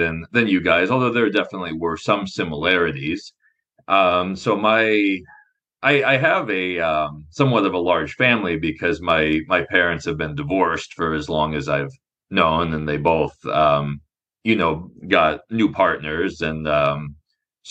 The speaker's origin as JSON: {"language": "English", "region": "Nebraska", "country": "United States", "tie": "born or raised there", "said": "I grew up in Nebraska"}